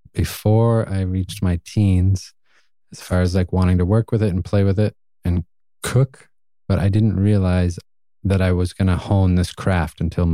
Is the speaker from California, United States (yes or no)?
no; New Hampshire, United States; also born or lived in Lowell, Massachusetts; So I was born just outside of Boston, kind of grew up a little bit in Lowell, Massachusetts when I was younger. And then my family bounced around a lot, moved around, and then ended up going through my grade school and high school years in New Hampshire.